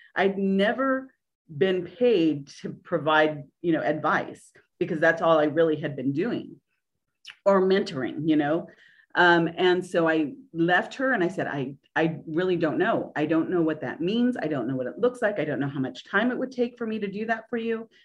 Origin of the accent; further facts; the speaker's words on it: Orange County, California, United States; moved away as an adult; now in Nashville, United States; I was from Orange County, California